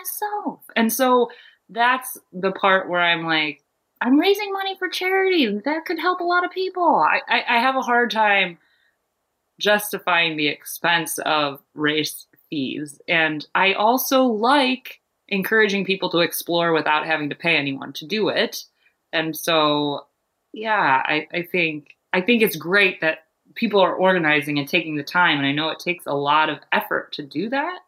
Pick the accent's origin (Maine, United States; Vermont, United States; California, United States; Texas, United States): Maine, United States; Maine was, an easy thing to choose because it's my home state